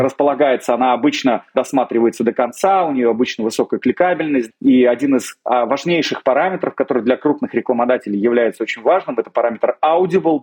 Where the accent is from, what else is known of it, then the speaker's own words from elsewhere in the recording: Moscow, Russia; Я родился в Москве